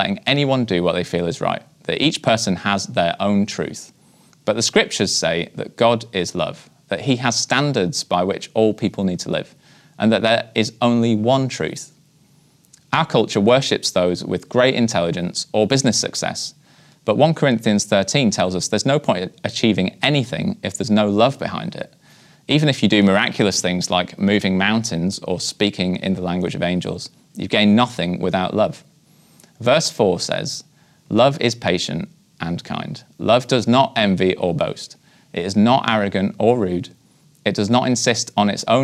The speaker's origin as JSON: {"language": "English", "country": "United Kingdom", "said": "I'm British"}